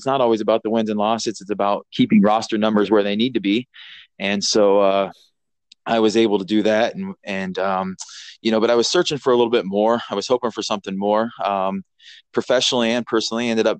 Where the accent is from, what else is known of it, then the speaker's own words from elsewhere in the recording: Taylorville, Illinois, United States; moved away as an adult; also born or lived in Mount Pleasant, Iowa; Just a rural town. I'm from Taylorville, Illinois, so small farming community.